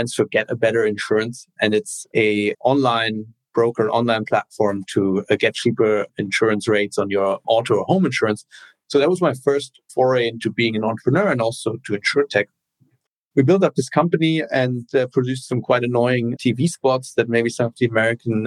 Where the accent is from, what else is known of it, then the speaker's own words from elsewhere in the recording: Cologne, North Rhine-Westphalia, Germany; moved away as an adult; also born or lived in Berlin, Germany / Bologna, Italy / Washington, D.C., United States / Bay Area, United States; originally born and raised in Germany, in Cologne